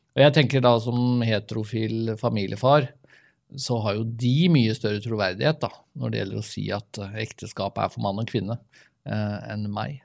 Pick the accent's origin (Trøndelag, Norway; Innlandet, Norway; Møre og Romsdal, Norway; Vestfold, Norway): Vestfold, Norway; Vi er jo fra Vestfold begge